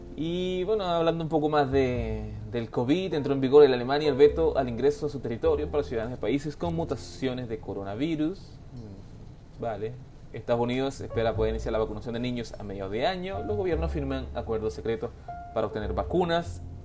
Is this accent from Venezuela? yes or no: yes; Venezuela; now in Chile; Yo como venezolano